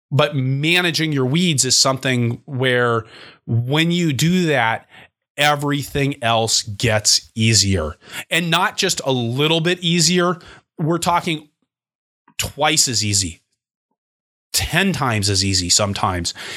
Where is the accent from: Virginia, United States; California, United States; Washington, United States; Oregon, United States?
Washington, United States; Seattle; moved away; where I grew up in Seattle, Washington